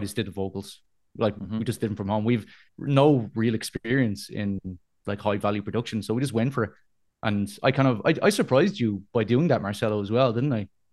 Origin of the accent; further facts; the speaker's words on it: Dublin, Leinster, Ireland; I'm an Irish boy. I'm Dublin